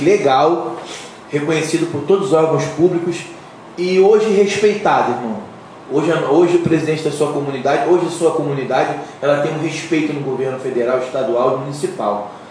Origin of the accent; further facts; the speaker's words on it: Brazil; nós somos brasileiros